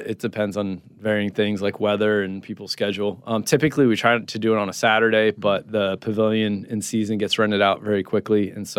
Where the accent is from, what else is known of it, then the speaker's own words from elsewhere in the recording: Jupiter, Florida, United States; since we grew up in Jupiter, Florida, which is a small beach town.